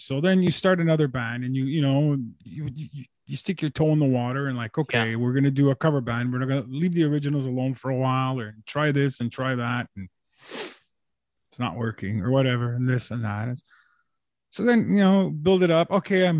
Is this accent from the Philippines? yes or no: no; Montreal, Quebec, Canada; So, I was born and bred in Montreal.